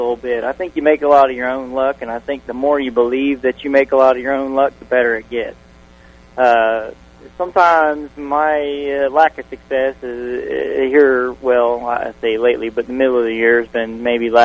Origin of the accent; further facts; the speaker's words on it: Tampa Bay Area, Florida, United States; I grew up in the Bay Area, and so in my childhood days, you had the Fairgrounds, East Bay, Sunshine, and Golden Gate